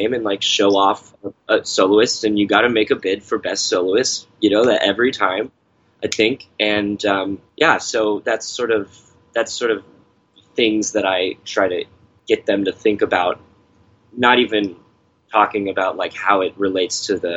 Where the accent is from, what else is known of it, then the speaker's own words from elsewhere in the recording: Texas, United States; moved away; I come from Texas